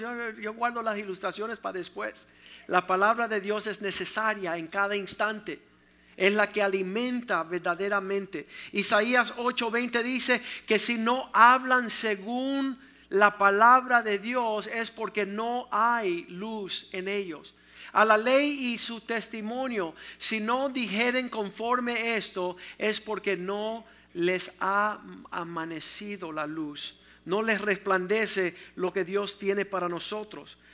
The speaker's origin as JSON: {"language": "Spanish", "country": "Cuba", "said": "No soy un cubano que tiro perretas y pantaletas"}